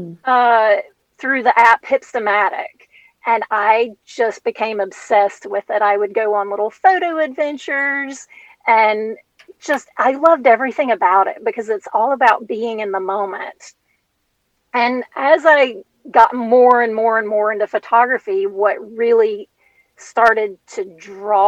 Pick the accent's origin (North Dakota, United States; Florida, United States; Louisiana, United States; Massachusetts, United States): Louisiana, United States; I was nine, and I'm from Louisiana